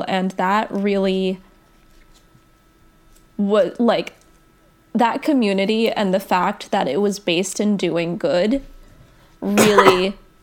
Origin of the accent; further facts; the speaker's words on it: New Jersey, United States; I grew up in New Jersey